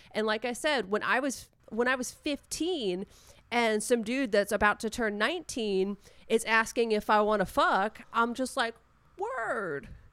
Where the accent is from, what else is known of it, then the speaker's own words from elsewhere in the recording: Long Island, New York, United States; I grew up on Long Island.